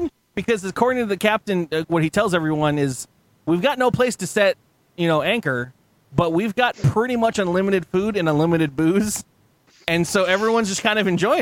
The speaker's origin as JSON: {"language": "English", "region": "West Coast", "country": "United States", "tie": "born or raised there", "said": "I grew up on the West Coast"}